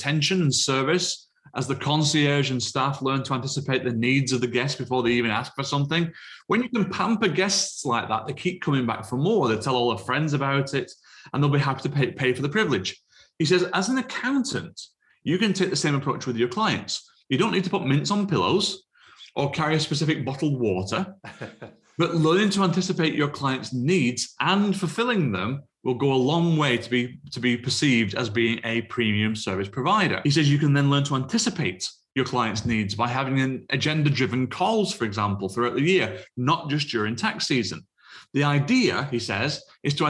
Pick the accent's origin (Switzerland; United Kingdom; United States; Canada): United Kingdom; being British